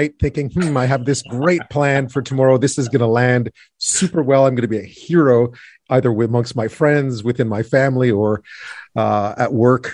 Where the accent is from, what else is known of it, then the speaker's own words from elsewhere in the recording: Quebec, Canada; I grew up in Quebec